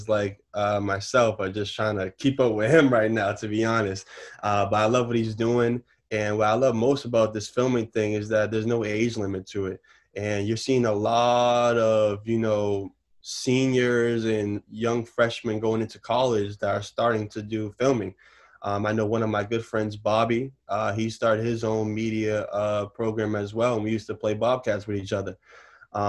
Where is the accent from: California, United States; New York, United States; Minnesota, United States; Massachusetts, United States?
Massachusetts, United States; Newton; also born or lived in Roxbury, Boston; I grew up in Newton all my life. I went to all the Newton schools